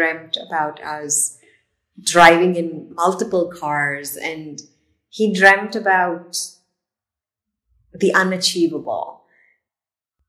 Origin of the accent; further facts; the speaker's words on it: India; moved away; being in India or growing up in India